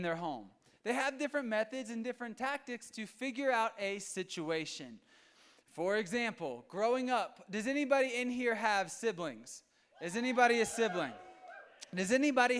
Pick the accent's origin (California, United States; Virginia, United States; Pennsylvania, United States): Virginia, United States; moved away as an adult; now in Colorado, United States; I am from Virginia, and ever since I've been here